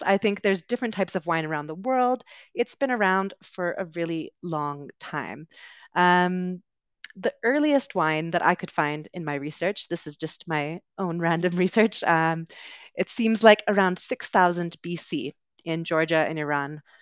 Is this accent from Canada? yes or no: yes; Canada; accent: Canadian; moved away as an adult; also born or lived in United Kingdom; I am originally from Canada, so you will hear a Canadian accent today